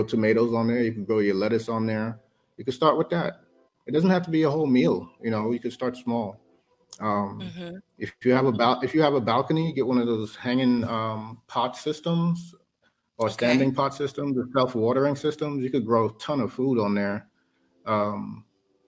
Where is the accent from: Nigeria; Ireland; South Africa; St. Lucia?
St. Lucia; Castries; also born or lived in Korea; now in Alaska, United States; growing up in St. Lucia, that's exactly the life that I had. You know, we had we lived in Castries